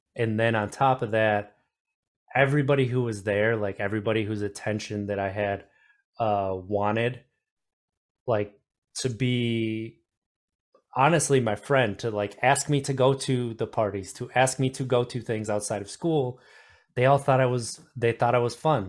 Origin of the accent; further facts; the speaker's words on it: Wisconsin, United States; I grew up in Wisconsin